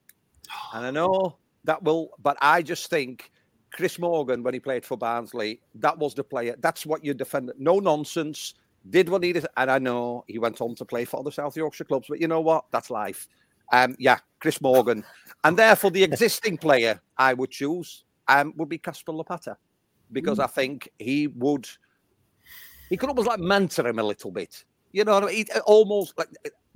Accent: Netherlands; born or raised there; moved away

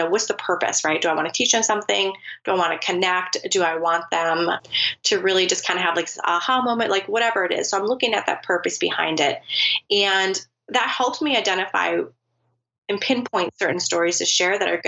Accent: United States; I'm from the United States.

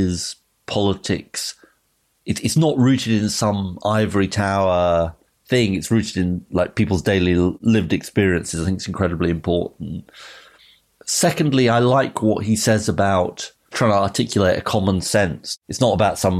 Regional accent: London, United Kingdom; when I was growing up in London, there was an off-licence literally two doors down

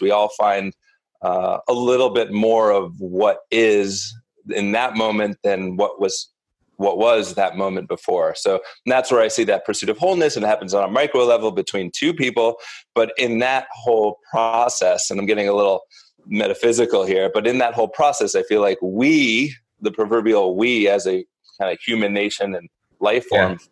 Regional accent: Northeast, United States; also born or lived in New York City; I grew up in the Northeast and a relatively privileged, insular upbringing.

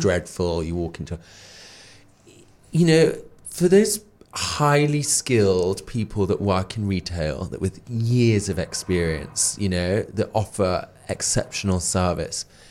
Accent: Darlington, North East England, United Kingdom; now in London, United Kingdom; the northeast where I'm from. I'm from Darlington in County Durham.

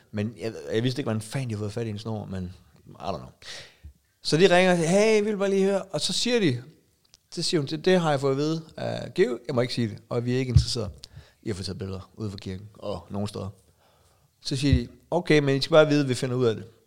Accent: Denmark; jeg er fra Danmark

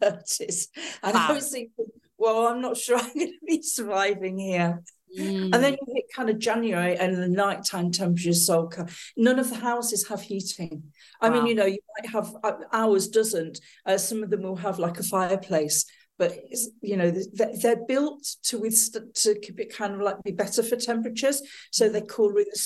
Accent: England, United Kingdom; moved away as an adult; also born or lived in France / Australia; now in Marrakesh, Morocco; I am originally from England. I have lived there most of my life

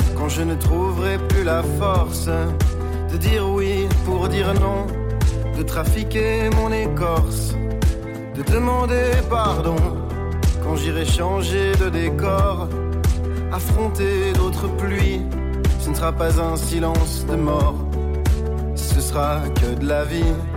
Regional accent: Brussels, Brussels-Capital Region, Belgium; c'est ma ville natale.

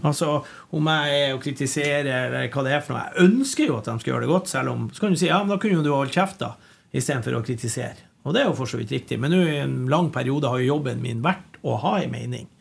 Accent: Bodø, Nordland, Norway; also born or lived in Gravdal, Lofoten; now in Trondheim, Norway; jeg er jo fra Bodø. Mm. Jeg kom jo til Bodø da jeg var to og et halvt.

